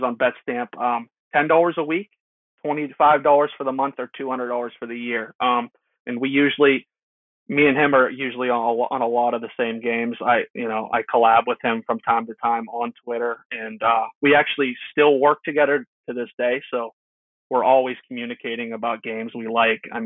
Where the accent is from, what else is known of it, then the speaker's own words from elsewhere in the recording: Pittsburgh, Pennsylvania, United States; I'm from Pittsburgh